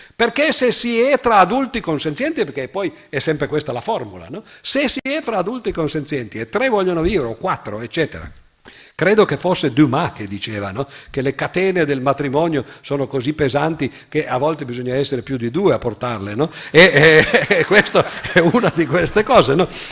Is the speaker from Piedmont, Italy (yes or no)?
yes; Cuneo, Piedmont, Italy; nella città dove sono nato io, a Cuneo